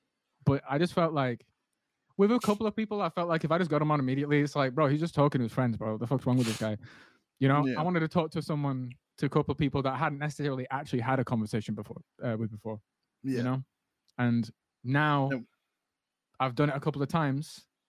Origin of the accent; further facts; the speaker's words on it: England, United Kingdom; This is just how it is. I'm from England.